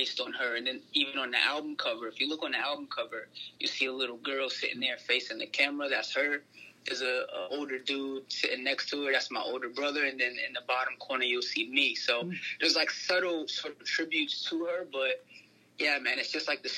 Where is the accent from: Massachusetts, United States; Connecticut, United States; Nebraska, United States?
Connecticut, United States; moved away as an adult; also born or lived in Los Angeles, United States; now in Melbourne, Australia; I grew up on the East Coast in Connecticut. I lived there till I was 18